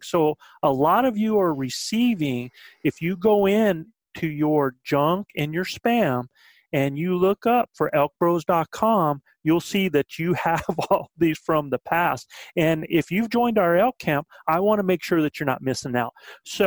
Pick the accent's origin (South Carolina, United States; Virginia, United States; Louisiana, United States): South Carolina, United States; I'm from South Carolina